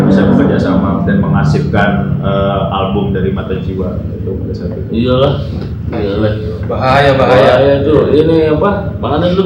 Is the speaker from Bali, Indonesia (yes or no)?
no; Jakarta, Indonesia; besar di Jakarta Selatan